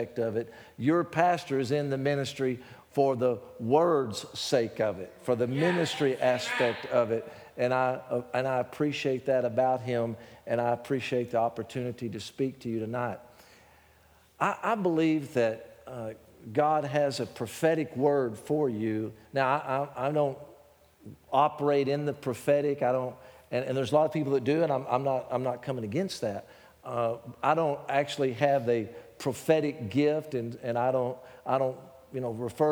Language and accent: English; Texas, United States; accent: Texas; my Texas accent